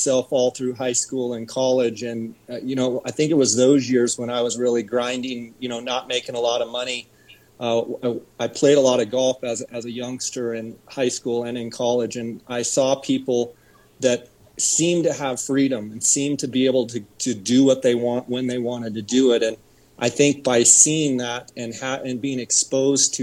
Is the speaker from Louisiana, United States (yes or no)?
no; Arizona, United States; also born or lived in Visalia, California; very, very shortly after I was born, we moved back to Arizona. I come from a ranching family, and I've been in Arizona since